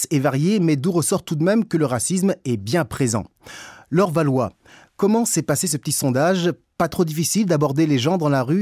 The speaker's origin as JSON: {"language": "French", "country": "Greece", "said": "Chez nous, en Grèce"}